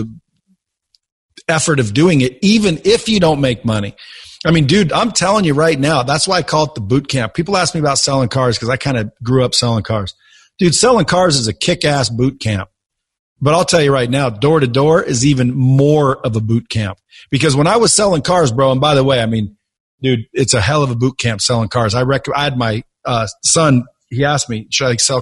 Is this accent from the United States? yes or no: yes; Eugene, Oregon, United States; I grew up in Eugene